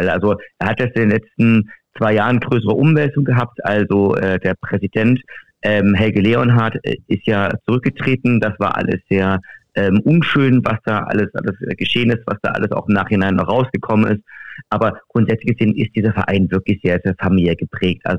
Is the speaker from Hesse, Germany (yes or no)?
no; Leipzig, Saxony, Germany; now in Dresden, Germany; ich bin ein Leipziger, habe jetzt die letzten zwölf Jahre, habe ich jetzt in Dresden gelebt, gearbeitet, gelernt und so weiter und so fort